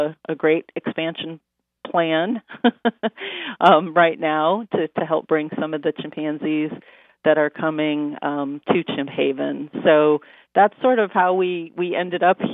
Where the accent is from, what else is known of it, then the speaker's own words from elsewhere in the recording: Michigan, United States; I grew up in Michigan and had a forest behind my home